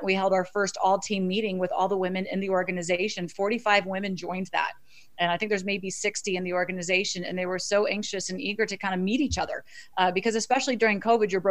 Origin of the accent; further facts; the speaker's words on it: Florida, United States; moved away as an adult; also born or lived in Miami / New York City / Boston; now in Washington, D.C., United States; I'm originally from Florida